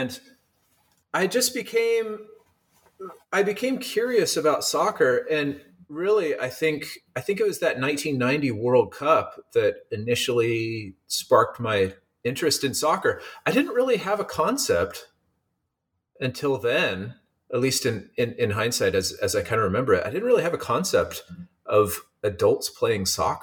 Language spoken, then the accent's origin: English; Eugene, Oregon, United States; moved away as an adult; also born or lived in Seattle, Washington; now in San Diego, United States; I grew up in Eugene, Oregon, and went to school in Seattle at the University of Washington